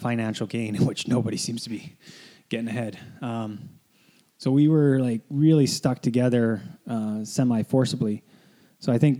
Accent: Canada; Canadians were the opposite. Like, we didn't get to go to the Olympic Village until our event was over

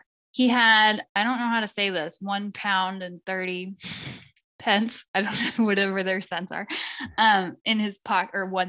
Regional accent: United States; as an American

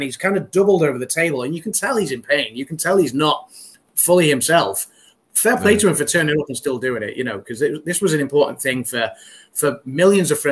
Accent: United Kingdom; as a Brit

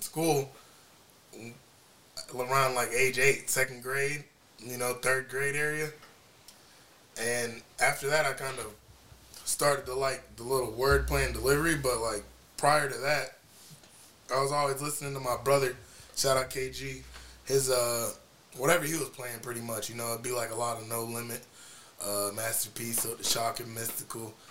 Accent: Florida Keys, United States; also born or lived in Miami, Florida / Orlando, Florida / Fort Myers, Florida / Marathon, Florida; I was born in Miami, moved from Overtown and shit down to the Keys and 98, like 6 years old, yeah, 98, and pretty much I've been down there ever since.

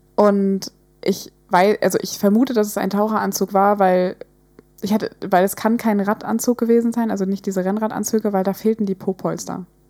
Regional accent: Hamburg, Germany; wir sind aus Hamburg, wir sind in der Nähe von Alster

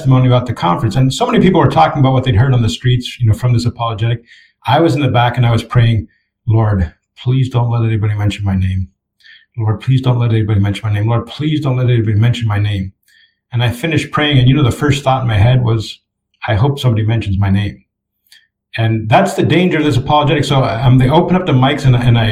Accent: Canada; Canadians, for example, we have a huge inferiority complex

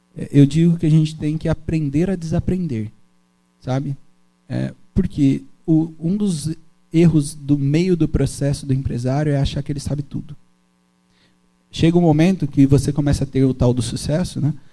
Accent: Brazil; also born or lived in Brasília; eu sou nascido em Itagaçaba

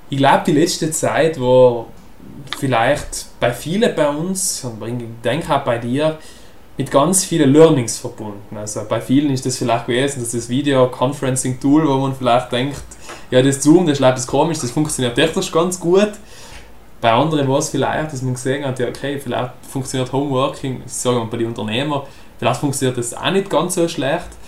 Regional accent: South Tyrol, Italy; wo wir als Südtiroler ziemlich zusammengehalten haben

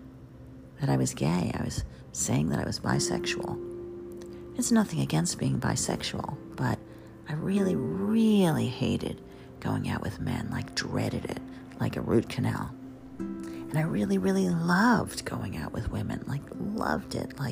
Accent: Jersey Shore, New Jersey, United States; moved away as an adult; also born or lived in Crown Heights, Brooklyn, New York City; I was from the Jersey Shore

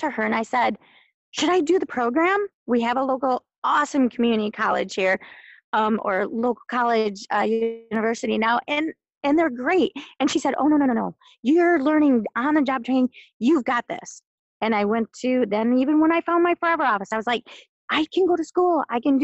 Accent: Midland, Michigan, United States; we grew up both in Midland

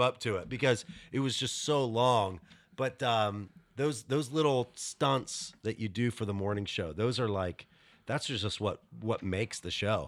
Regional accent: West Virginia, United States; I'm from West Virginia

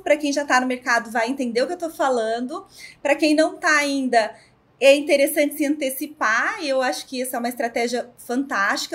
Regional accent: Ribeirão Preto, São Paulo, Brazil; Sou aqui de Ribeirão Preto

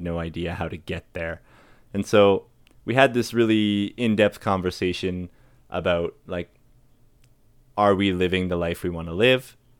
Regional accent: Fort McMurray, Alberta, Canada; I grew up in Fort McMurray

